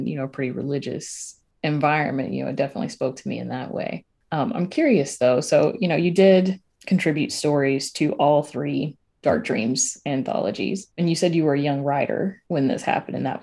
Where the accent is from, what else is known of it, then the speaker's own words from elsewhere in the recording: the South, United States; You know, I grew up in the South.